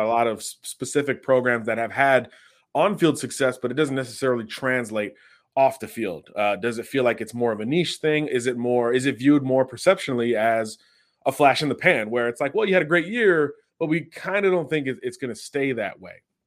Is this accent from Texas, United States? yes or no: no; Florida, United States; down here in my home state of Florida